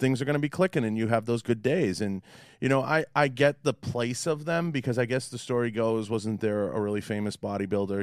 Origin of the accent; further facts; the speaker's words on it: Boston, Massachusetts, United States; accent: Boston; my Boston accent